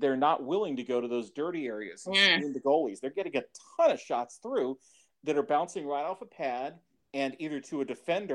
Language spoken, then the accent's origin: English; Cleveland, Ohio, United States; moved away; I grew up in Cleveland